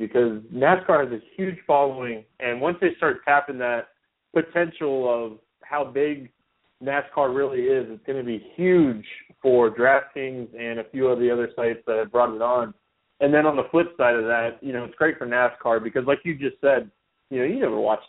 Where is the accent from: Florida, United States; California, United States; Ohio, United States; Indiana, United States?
Florida, United States; Daytona Beach; I'm from the Daytona area, so I'm only about 20 minutes from the track